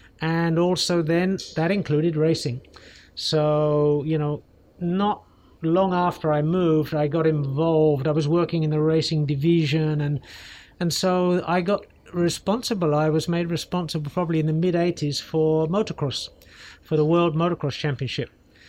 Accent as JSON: {"language": "English", "region": "London", "country": "United Kingdom", "tie": "born there", "moved": "as an adult", "said": "I mean, I was born in London, so you can't get much British than that, I guess, or at least much more English than that. But I left the UK probably in 1983."}